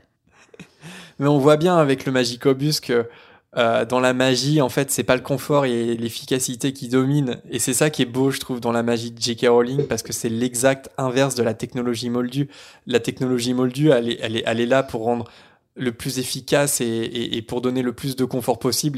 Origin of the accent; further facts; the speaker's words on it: Caen, Normandy, France; moved away; je viens de Caen